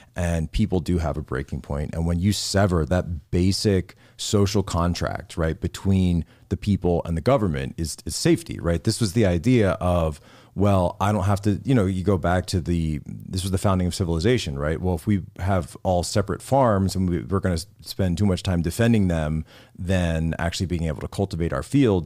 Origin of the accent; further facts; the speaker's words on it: Philadelphia area, Pennsylvania, United States; moved away; I grew up in the Philadelphia area, a town that just got totally engulfed by crime